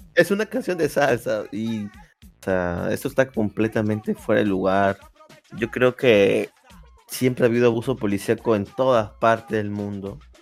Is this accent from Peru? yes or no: yes; Peru; yo sea peruano